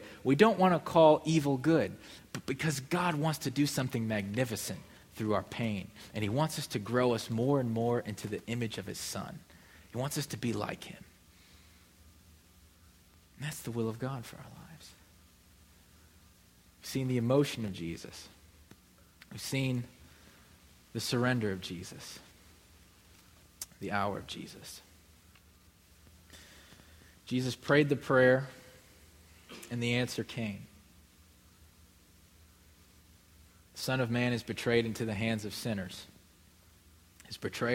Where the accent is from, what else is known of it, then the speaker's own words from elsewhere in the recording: Midwest, United States; moved away as an adult; now in Mississippi, United States; I would call Midwesterner.